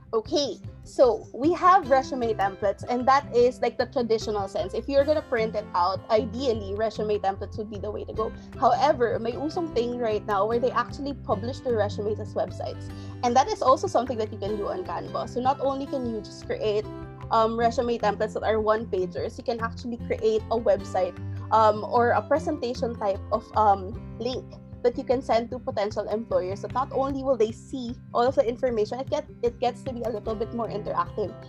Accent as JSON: {"language": "English", "country": "Philippines", "said": "getting a job in the Philippines, sure, being Filipino mattered"}